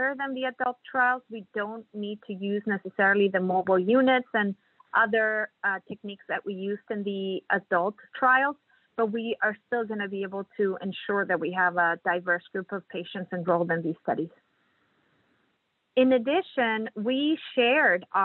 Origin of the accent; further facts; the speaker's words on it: Mexico; moved away as an adult; now in Kansas City, United States; I'm originally from Mexico